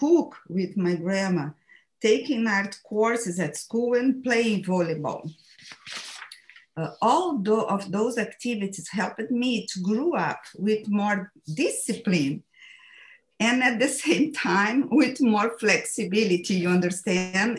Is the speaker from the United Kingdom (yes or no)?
no; Brazil; English is a second language; moved away as an adult; now in United States; I moved from Brazil to the USA 15 years ago at the age of 45. I left in Brazil everything, my family, my friends, my roots, and my job.